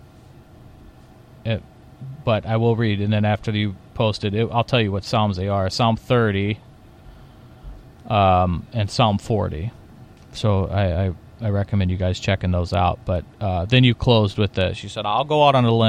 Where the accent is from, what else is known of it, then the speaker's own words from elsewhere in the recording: Belleville, Illinois, United States; the tavern I grew up at in Illinois, Southern Illinois, Belleville